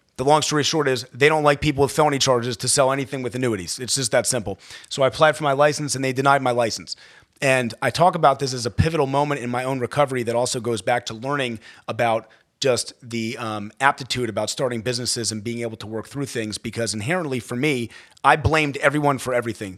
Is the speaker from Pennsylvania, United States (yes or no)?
no; Baltimore County, Maryland, United States; I grew up in Baltimore County, uh, Maryland